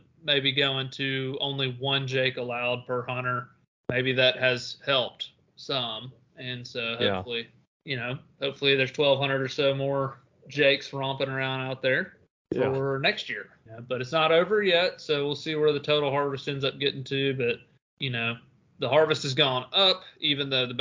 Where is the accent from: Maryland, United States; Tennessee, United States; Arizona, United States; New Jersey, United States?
Tennessee, United States; my home state, Tennessee